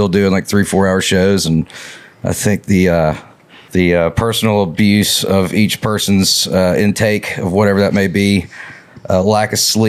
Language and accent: English; Montgomery, Alabama, United States; I'm from Montgomery.